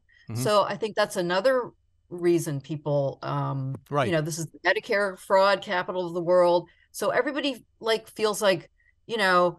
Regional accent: Palmetto Bay, Florida, United States; I grew up in Palmetto Bay.

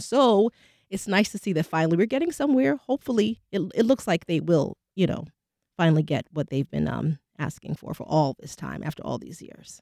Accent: New York City, New York, United States; now in Jacksonville, United States; I'm from New York City

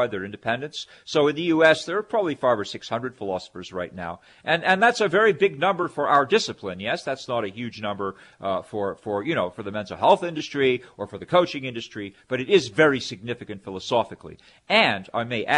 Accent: Canada; now in United States; as a Canadian, I'm a dual citizen. Originally from Canada, now I'm, you know, many years I've been in the U.S. living here, working here, and I'm naturalized

